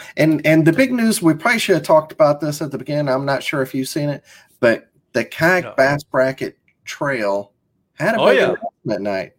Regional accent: Mississippi, United States; I'm from Mississippi.

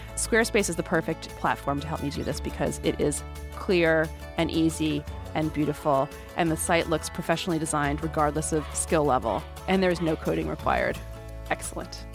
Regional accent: Rhode Island, United States; we are from Rhode Island

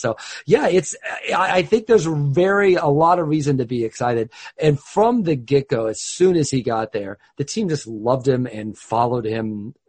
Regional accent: Midwest, United States; moved away; also born or lived in St. Louis, Missouri; I grew up in the Midwest when they were in St. Louis, right, and stuck with them when they left because I couldn't get mad at them for leaving because I don't live in St. Louis anymore either.

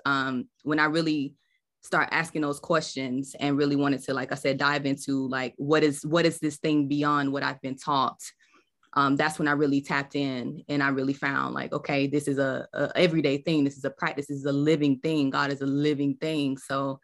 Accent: South Georgia, United States; I am from South Georgia. So, you know, we in the Bible Belt, I grew up in the church

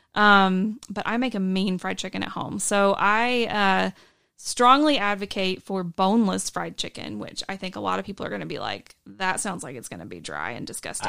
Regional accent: Johnson City, Tennessee, United States; moved away; so I am from Johnson City, Tennessee

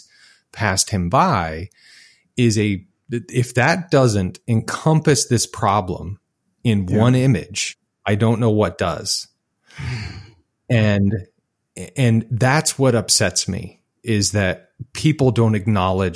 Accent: Utah, United States; I grew up in Utah, where if you were black, you probably played for the Utah Jazz

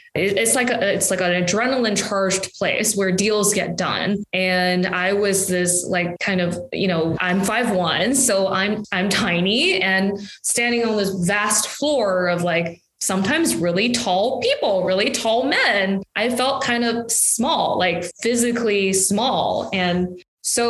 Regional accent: Beijing, China; moved away; So I was born in Beijing, grew up right next to the Forbidden City

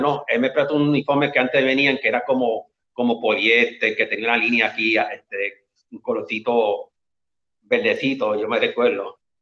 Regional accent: Las Piedras, Puerto Rico; moved away as an adult; now in Carolina, Puerto Rico; Yo soy original del pueblo de Las Piedras, pero vivo aquí ahora mismo en Carolina

